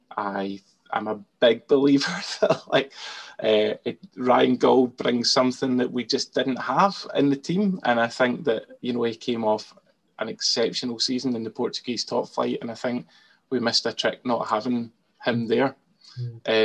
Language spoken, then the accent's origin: English; Scotland, United Kingdom; I'm Scottish, so I can't be anything other than Scottish